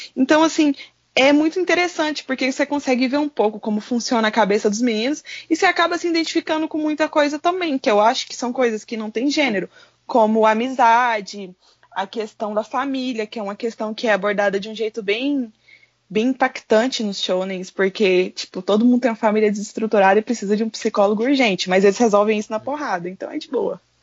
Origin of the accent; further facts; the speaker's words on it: Goiânia, Goiás, Brazil; eu sou da capital de Goiás, eu sou de Goiânia, só que eu moro na região periférica